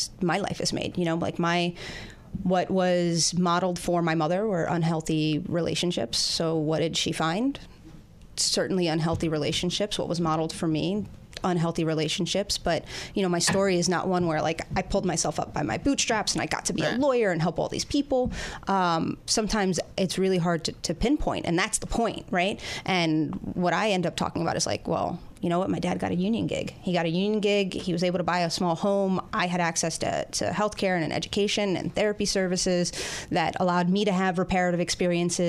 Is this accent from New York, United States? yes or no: yes; New York City, New York, United States; I grew up in Queens. I grew up in South Richmond Hill, Queens